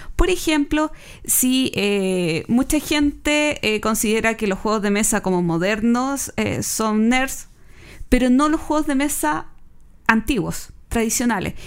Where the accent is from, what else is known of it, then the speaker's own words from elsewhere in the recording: Chile; siendo chilenos